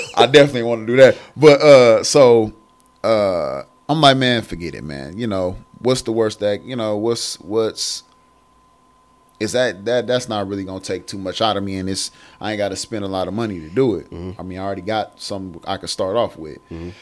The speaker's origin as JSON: {"language": "English", "region": "Michigan", "country": "United States", "moved": "as an adult", "lives_now": "Columbus, United States", "said": "I moved away from Michigan because I'm originally from Michigan"}